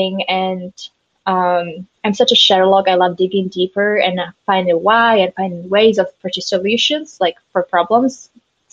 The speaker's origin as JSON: {"language": "English", "country": "Slovakia", "said": "we're from Slovakia, Central Europe"}